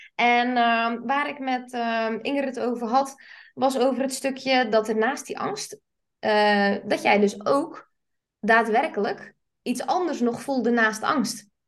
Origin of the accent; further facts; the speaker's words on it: South Flanders, Belgium; Ik kom uit Zuid-Vlaanderen